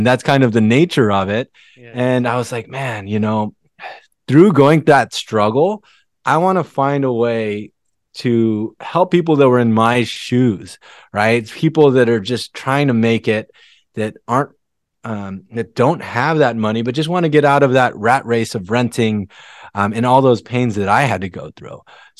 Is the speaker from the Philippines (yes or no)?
yes; Philippines; moved away; I came from the Philippines with an immigrant family, and my dad was really the breadwinner for the family.